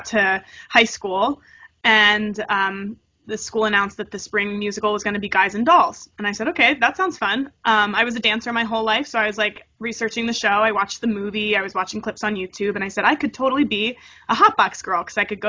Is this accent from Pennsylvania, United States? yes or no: yes; Harrisburg, Pennsylvania, United States; moved away as an adult; now in New York, United States; I was born and raised in Harrisburg, Pennsylvania